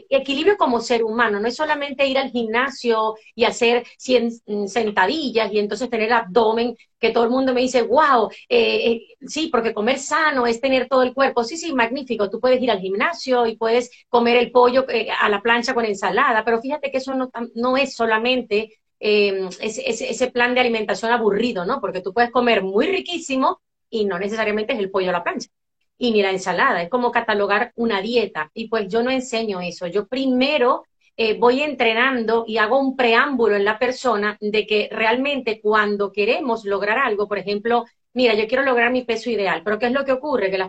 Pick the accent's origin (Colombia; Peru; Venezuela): Venezuela; moved away as an adult; now in Spain; me vine de Venezuela para España, eh, pues específicamente para nosotros eh, emprender en familia, bueno, mi esposo y yo, otro camino